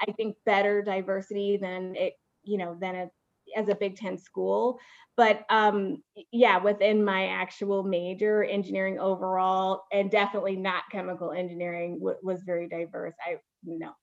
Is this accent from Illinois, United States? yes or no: yes; Waukegan, Illinois, United States; I'm from the suburbs of Chicago